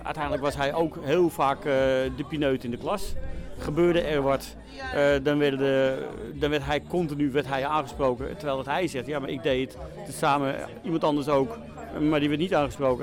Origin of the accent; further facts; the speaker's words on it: Amsterdam, North Holland, Netherlands; moved away; ik kom uit Amsterdam-West vandaan.